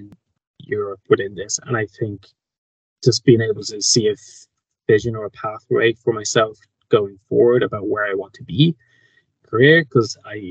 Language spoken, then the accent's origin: English; Kildare, Leinster, Ireland; I'm Irish. I'm from Kildare, which is just outside of Dublin